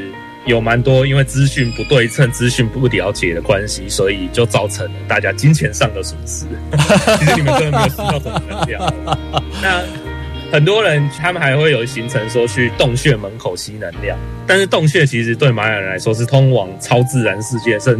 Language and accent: Chinese; Taiwan; 所以它的民族的跟所谓这些原住民的分布，也不是我们台湾人可以想象的。